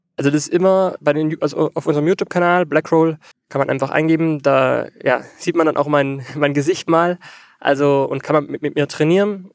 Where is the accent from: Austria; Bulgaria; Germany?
Austria; ich komme aus Österreich